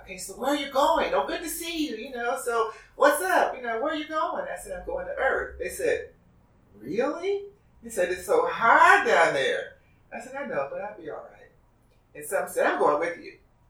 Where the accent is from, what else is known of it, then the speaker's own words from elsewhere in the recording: Detroit, Michigan, United States; moved away as an adult; when I came out here from Detroit, I was 29 years old, and I was the only person in my family that went to church every Sunday.